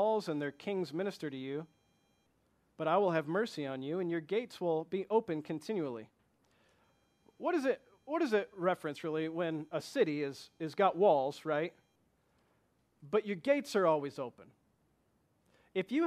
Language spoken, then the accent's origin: English; Flint, Michigan, United States; I come from Flint, Michigan